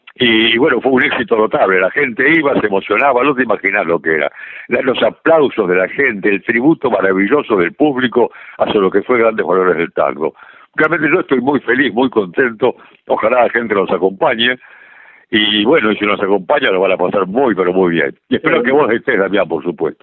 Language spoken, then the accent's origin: Spanish; Santa Fe, Argentina; moved away; yo soy santafesino